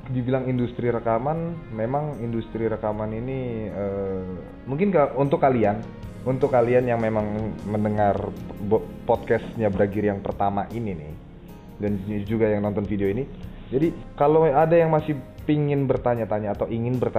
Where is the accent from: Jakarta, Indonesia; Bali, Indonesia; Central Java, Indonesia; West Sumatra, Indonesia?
Jakarta, Indonesia; gue juga orang Jakarta terus nyari kerjaan itu susah banget